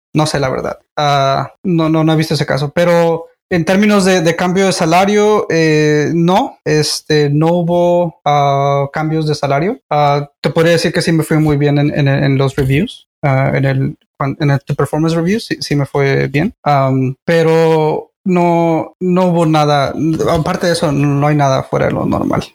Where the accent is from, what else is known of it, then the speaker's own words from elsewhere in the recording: Nogales, Sonora, Mexico; Soy originario de Nogales, Sonora, México